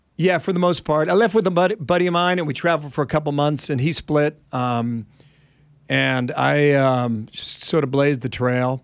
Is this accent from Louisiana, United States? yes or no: no; Ohio, United States; I'm from Ohio